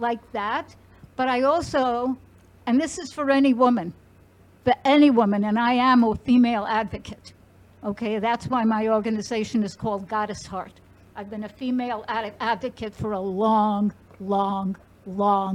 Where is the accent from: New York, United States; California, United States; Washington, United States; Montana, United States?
New York, United States; I am from New York